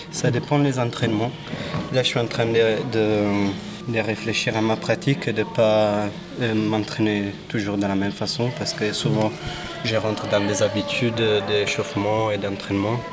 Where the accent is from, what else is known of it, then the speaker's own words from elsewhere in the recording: Italy; now in Toulouse, France; Je suis italien